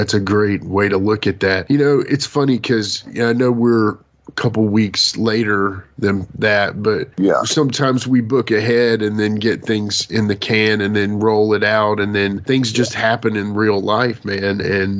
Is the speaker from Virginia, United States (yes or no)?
yes; Southwest Virginia, United States; That's my neck of the woods. I'm from Southwestern Virginia. So I'm sorry, Southwest Virginia, not Southwest Virginia. Anyway, it's all the same area.